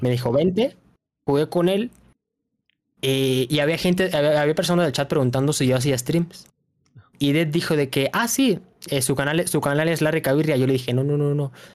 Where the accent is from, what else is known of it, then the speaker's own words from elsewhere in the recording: Mexico City, Mexico; soy de Ciudad de México. Toda mi vida he vivido aquí.